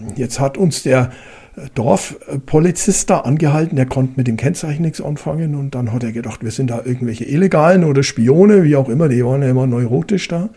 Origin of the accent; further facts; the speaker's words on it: Germany; Bei uns in Deutschland